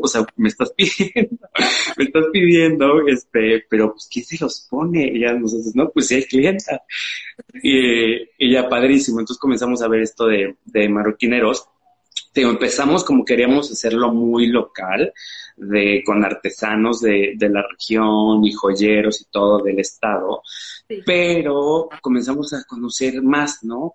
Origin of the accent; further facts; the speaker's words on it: Xalapa, Veracruz, Mexico; moved away as an adult; yo soy de Jalapa, de Veracruz